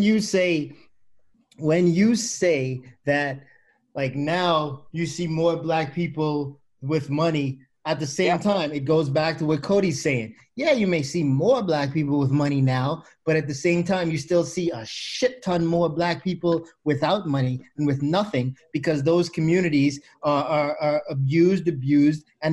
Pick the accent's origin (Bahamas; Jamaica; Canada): Bahamas; I'm from the Bahamas